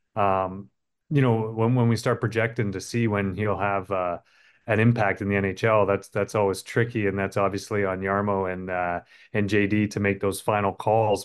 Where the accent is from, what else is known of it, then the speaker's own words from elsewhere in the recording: Canada; being a Canadian